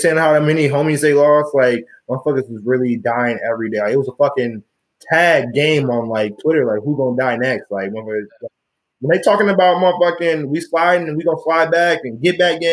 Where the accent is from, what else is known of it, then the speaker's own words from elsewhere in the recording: Chicago, Illinois, United States; I'm from Chicago myself also